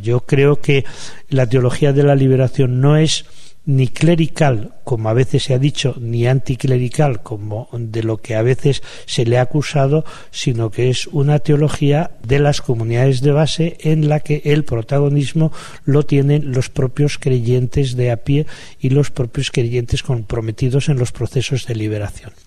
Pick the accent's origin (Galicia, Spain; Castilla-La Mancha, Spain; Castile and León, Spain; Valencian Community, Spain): Castile and León, Spain; Palencia; mi pueblo, un pueblo de Palencia